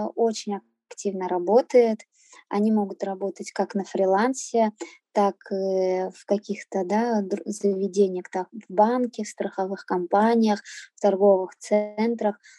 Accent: Saint Petersburg, Russia; also born or lived in Azerbaijan; Я родилась э, в Азербайджане, а в три года родители привезли меня в Санкт-Петербург. А, всю сознательную свою жизнь я живу в Питере. Я здесь и в садик ходила, и в школу ходила, и в университет.

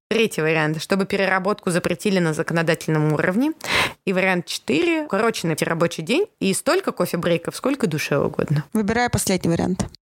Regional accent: Armenia; Потому что я армянка.

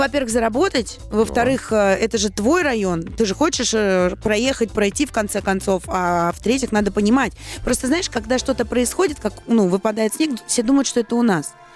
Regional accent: Saint Petersburg, Russia; Петербурге, в моем родном городе

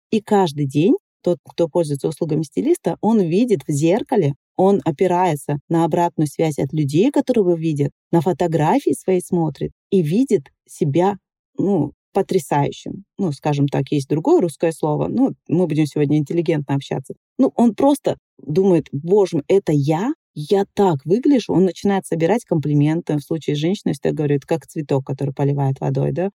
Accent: Dagestan, Russia; moved away; я уехала из Дагестана

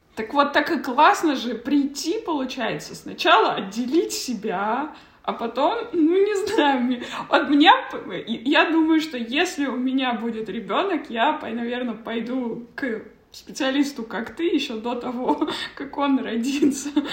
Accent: Kazakhstan; moved away as an adult; я вот, например, уехала из Казахстана, мне было 18

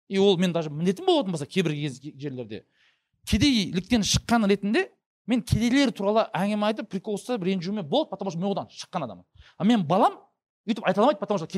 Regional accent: Kazakhstan; қазақты сынау өйткені мен қазақпын ешкім маған ренжімейді

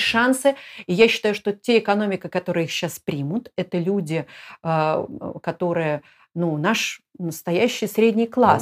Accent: Moscow, Russia; moved away; Москва, я из Москвы

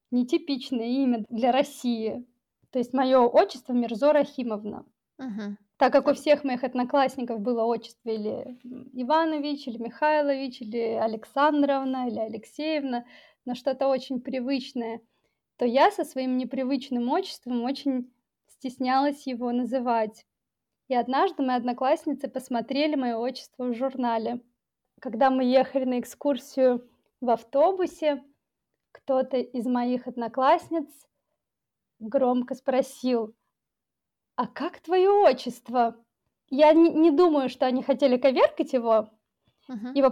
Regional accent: Tajikistan; Да, я таджичка. Дело в том, что в течение многих лет мне было сложно понять, а вообще кто я.

